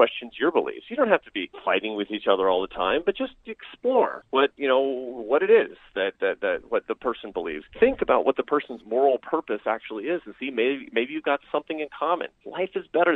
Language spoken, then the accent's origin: English; Seattle, Washington, United States; I grew up in Seattle, Washington, the most progressive place in the United States.